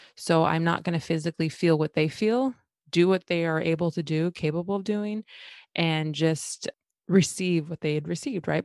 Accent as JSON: {"language": "English", "town": "West Linn", "region": "Oregon", "country": "United States", "tie": "born or raised there", "said": "growing up in West Lynn, and that happens to be a city in Oregon"}